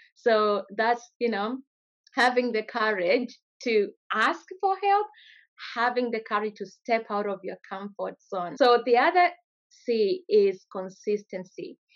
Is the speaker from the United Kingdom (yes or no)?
no; Kenya; moved away as an adult; now in Australia; I grew up in Kenya, went to school there